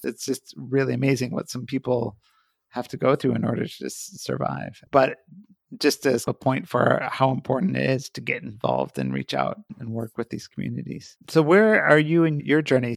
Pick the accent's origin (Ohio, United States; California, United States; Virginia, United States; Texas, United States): Ohio, United States; Columbus; my hometown in Columbus, Ohio